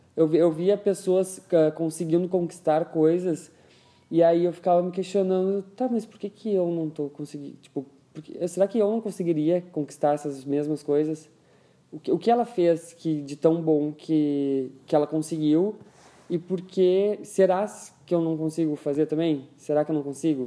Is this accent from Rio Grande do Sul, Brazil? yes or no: yes; Rio Pardo, Rio Grande do Sul, Brazil; cresci lá em Rio Pardo